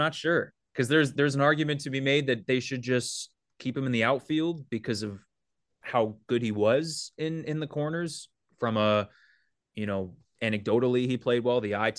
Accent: Manhattan, New York, United States; I was public school all the way through growing up in Manhattan

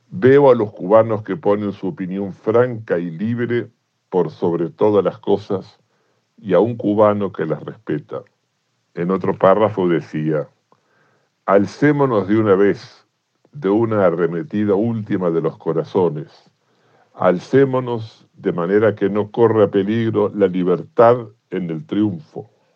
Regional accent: Argentina; como argentino

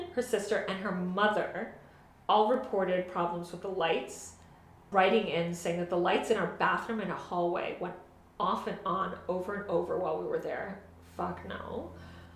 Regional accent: Miami, Florida, United States; I'm from Miami

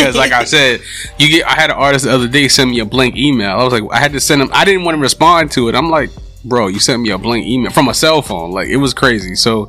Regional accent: New York City, New York, United States; the Harlem I grew up in.

